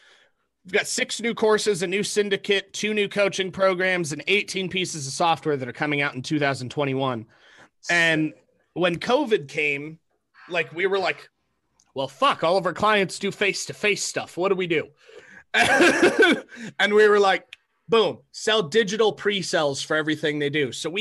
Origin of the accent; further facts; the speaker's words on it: Seattle, Washington, United States; now in Idaho, United States; I came from Seattle, moved to Idaho in 2000.